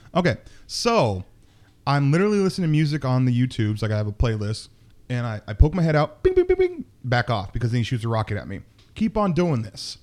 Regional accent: Seattle, Washington, United States; moved away as an adult; also born or lived in Buffalo; we're back in my hometown

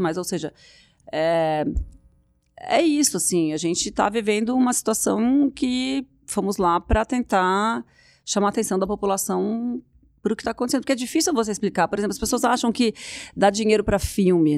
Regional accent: Brazil; Eu sou brasileira

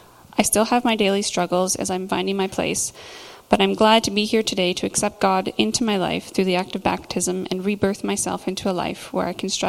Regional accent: Nelson, British Columbia, Canada; also born or lived in Lethbridge, Alberta; I am originally from the Nelson area, and I lived here until I graduated high school, and I ventured out a couple times and came back, and then eventually moved to Lethbridge in, 2005. I lived there for 9 years

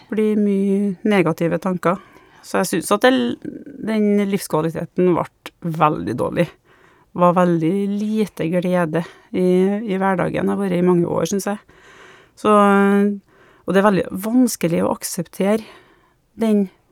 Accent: Trondheim, Trøndelag, Norway; now in Malvik, Norway; jeg kommer fra Trondheim, men eh, nå bor jeg sammen med samboeren min i Malvik

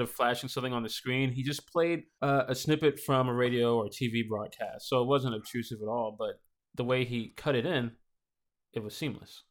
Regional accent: Nashville, Tennessee, United States; I grew up here in Nashville in the inner city

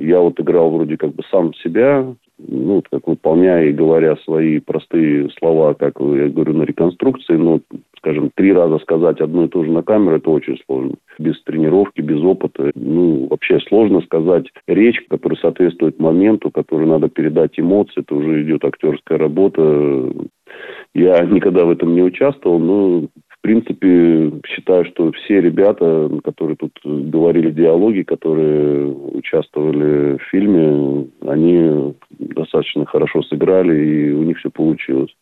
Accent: Saint Petersburg, Russia; also born or lived in Ontario, Canada; now in Canada; Я сам родом с Ленинграда

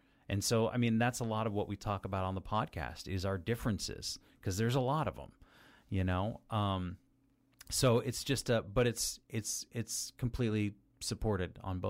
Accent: Las Vegas, Nevada, United States; I was born and raised in Las Vegas, but I don't consider that home

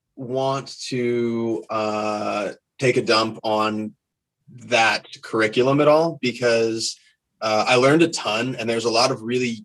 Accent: York, Pennsylvania, United States; moved away as an adult; also born or lived in Bay Area, California; now in Tri-Cities, United States; I am from South Central PA. I'm from York.

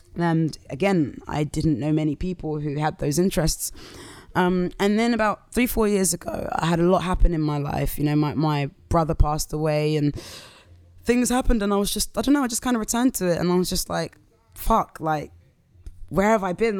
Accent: Southampton, South East England, United Kingdom; also born or lived in London; now in Croydon, United Kingdom; I'm from Southampton originally

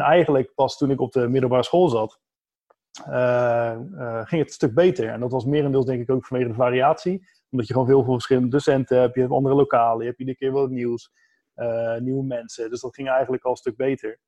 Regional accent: Capelle aan den IJssel, South Holland, Netherlands; moved away as an adult; now in Vlaardingen, Netherlands; Zelf kom ik eigenlijk uit Capella aan de IJssel

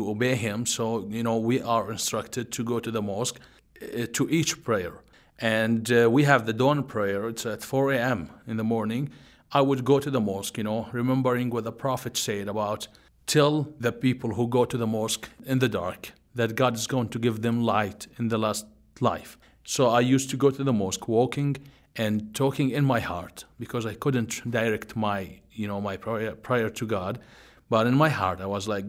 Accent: Jordan; now in Beirut, Lebanon; I grew up in Jordan, the country of Jordan

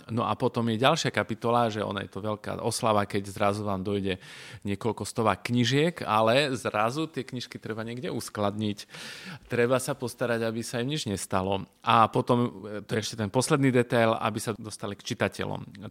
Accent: Košice, Košice Region, Slovakia; ja teda pochádzam z Košic

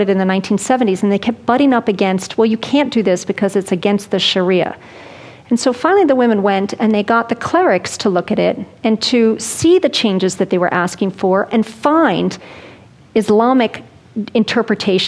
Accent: United States; We Americans

